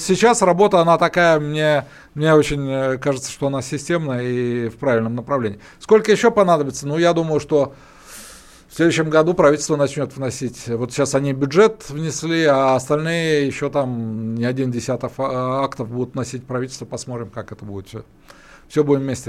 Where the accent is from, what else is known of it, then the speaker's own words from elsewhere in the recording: Urals, Russia; я вот, как и Александр, мы родились на Урале